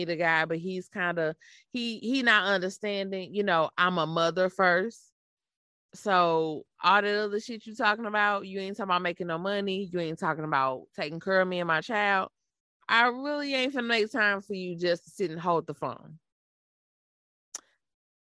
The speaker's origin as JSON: {"language": "English", "town": "St. Louis", "region": "Missouri", "country": "United States", "tie": "born or raised there", "accent": "country", "said": "I'm from St. Louis, born and raised. I'm just a little country."}